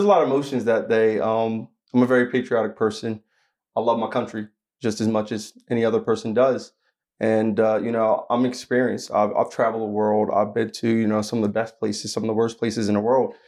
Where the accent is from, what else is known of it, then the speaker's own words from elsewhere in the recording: Asbury Park, New Jersey, United States; I'm actually from New Jersey. So I'm from Asbury Park, New Jersey, which is on the shoreline